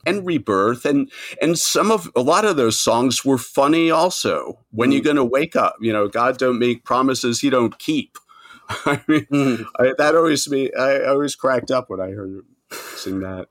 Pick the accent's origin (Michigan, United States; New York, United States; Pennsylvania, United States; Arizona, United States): New York, United States; Nassau County; also born or lived in Manhattan, New York; I was born outside of New York in uh, Nassau County, the the first ring of suburbs. But I've been living in Manhattan for forty plus years now